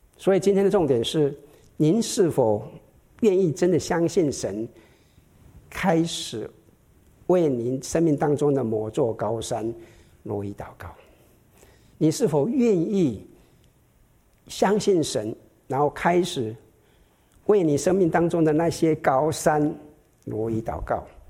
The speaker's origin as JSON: {"language": "Chinese", "country": "Taiwan", "moved": "yes", "said": "我们台湾人，哈， 闽南人最属灵的， 常常开玩笑，哈， 我们台湾来的"}